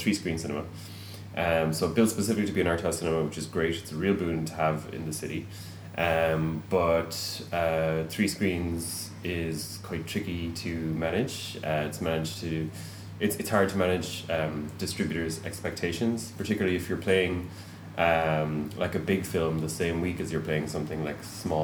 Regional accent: Tipperary, Munster, Ireland; now in Galway, Ireland; I'm from Tipperary

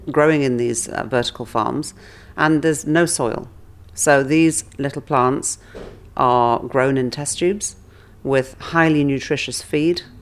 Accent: England, United Kingdom; It's it's part of the culture of being English

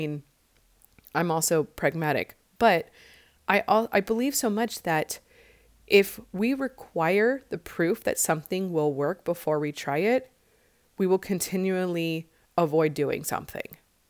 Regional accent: Midwest, United States; moved away as an adult; now in California, United States; Like I moved from the Midwest in 96 after I graduated college to California, literally not having a job

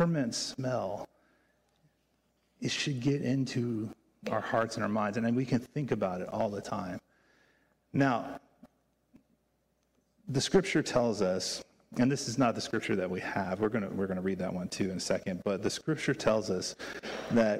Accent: Virginia, United States; moved away; I grew up in Virginia

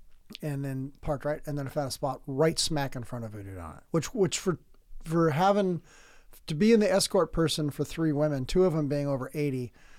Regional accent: San Diego, California, United States; moved away; also born or lived in Portland, Oregon; I'm from San Diego.

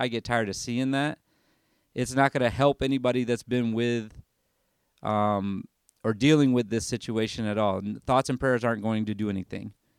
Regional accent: Michigan, United States; moved away as an adult; now in Tennessee, United States; I grew up in Michigan

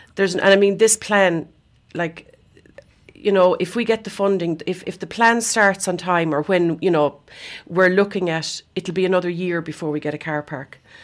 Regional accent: Scariff, Munster, Ireland; when I was growing up in Scarif

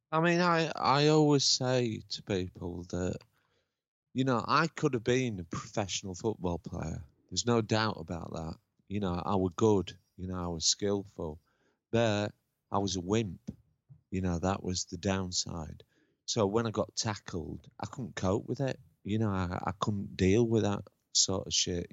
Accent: Lincoln, East Midlands, United Kingdom; moved away; also born or lived in Huddersfield; I was brought up in I was born in Lincoln

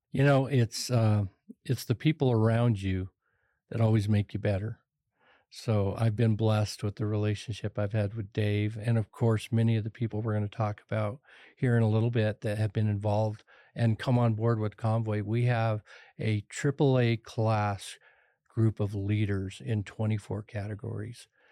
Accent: Pueblo, Colorado, United States; I was raised on the Lower East Side of Pueblo, poor

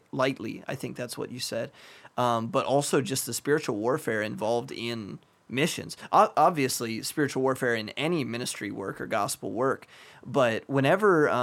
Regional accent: United States; moved away; an American living in a rich Western country

